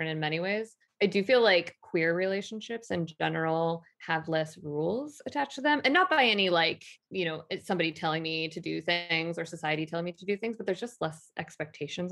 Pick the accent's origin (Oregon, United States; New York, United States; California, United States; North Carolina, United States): Oregon, United States; Portland; moved away; when I moved back to Portland, Oregon, my hometown